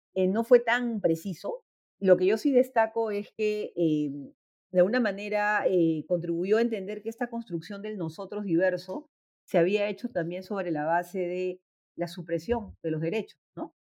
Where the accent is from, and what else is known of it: Peru